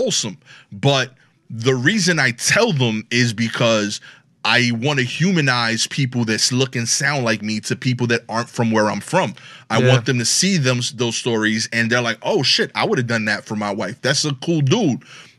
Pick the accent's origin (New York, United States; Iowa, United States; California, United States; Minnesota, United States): New York, United States; Brooklyn; talk the way I talk. I have an accent. {S0} Yeah, yeah, yeah. {S3} And I'm from Brooklyn.